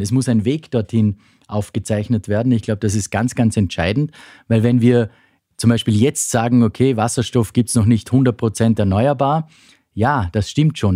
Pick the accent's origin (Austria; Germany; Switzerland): Austria; western Austria; bei uns im Westen Österreichs